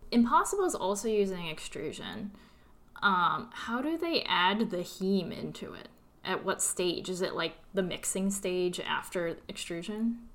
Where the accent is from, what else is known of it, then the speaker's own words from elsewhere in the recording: California, United States; moved away as an adult; also born or lived in New York; I'm originally from California, and I moved to New York for grad school